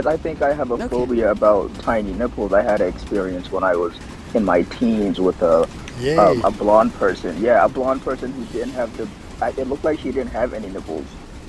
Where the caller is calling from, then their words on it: Kentucky, United States; I'm the good old Kentucky, I say.